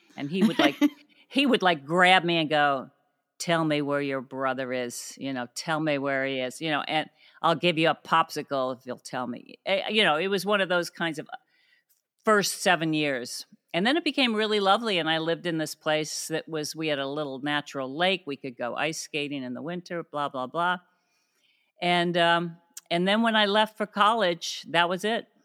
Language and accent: English; Cuyahoga Falls, Ohio, United States; moved away; also born or lived in Akron, Ohio; I grew up mainly in Cuyahoga Falls